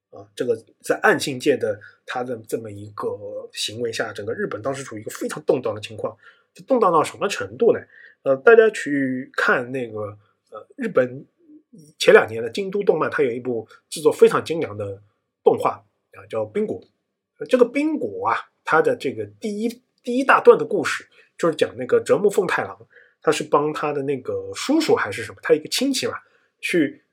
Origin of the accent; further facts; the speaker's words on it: China; 作为我们中国人嘛